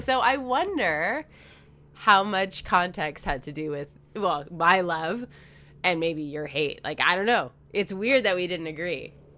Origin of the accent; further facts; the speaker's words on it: Canada; I'm Canadian